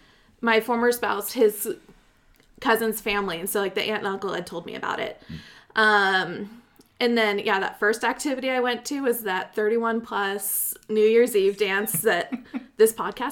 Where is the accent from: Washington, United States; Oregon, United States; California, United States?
Oregon, United States; Pendleton; I grew up in Pendleton. It's a small rodeo town. The northeastern corner.